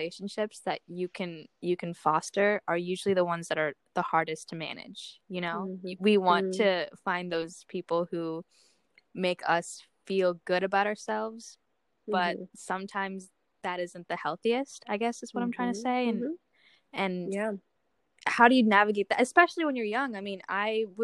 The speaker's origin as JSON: {"language": "English", "town": "Omaha", "region": "Nebraska", "country": "United States", "tie": "born or raised there", "also_born_or_lived": "Melbourne, Australia / Toronto / Miami / Cleveland", "moved": "as an adult", "lives_now": "New York City, United States", "said": "grew up in Omaha, Nebraska."}